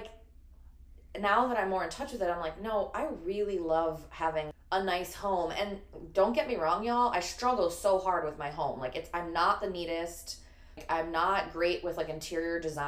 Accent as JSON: {"language": "English", "town": "Chicago", "region": "Illinois", "country": "United States", "tie": "born or raised there", "said": "I'm born and raised in Chicago"}